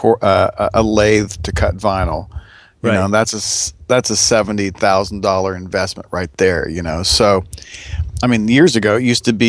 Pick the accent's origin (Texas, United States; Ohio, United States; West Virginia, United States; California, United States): Ohio, United States; Canton; also born or lived in Seattle; now in Nashville, United States; I grew up in Ohio, in Canton, Ohio